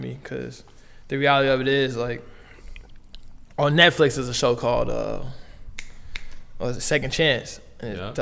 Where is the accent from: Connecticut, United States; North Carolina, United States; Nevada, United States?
Nevada, United States; Las Vegas; moved away as an adult; now in Canada; As an American from way down south from Vegas